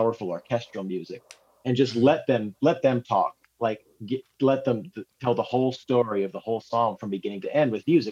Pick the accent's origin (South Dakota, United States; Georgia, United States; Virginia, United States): South Dakota, United States; moved away as an adult; also born or lived in Nashville; I moved back to South Dakota from Nashville, you know, you kind of move back to your home area